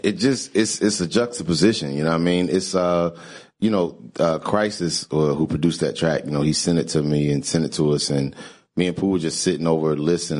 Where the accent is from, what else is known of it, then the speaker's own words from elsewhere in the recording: Greensboro, North Carolina, United States; where I grew up in Greensboro, North Carolina, it was a college town.